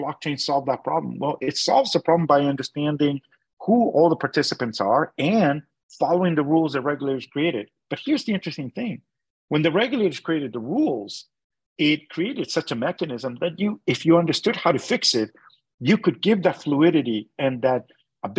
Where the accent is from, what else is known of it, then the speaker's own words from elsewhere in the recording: Canada; I'm a Canadian